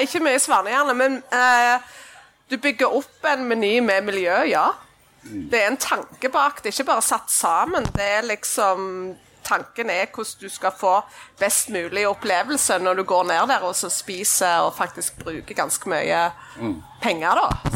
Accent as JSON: {"language": "Norwegian", "town": "Klepp", "region": "Rogaland", "country": "Norway", "said": "jeg er fra Klepp."}